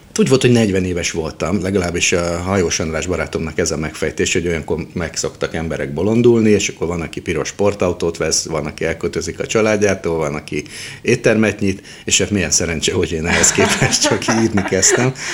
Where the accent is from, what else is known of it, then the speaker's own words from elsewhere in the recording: Budapest, Hungary; also born or lived in Szentes; Én egy rendes Terézvárosi környezetben nőttem fel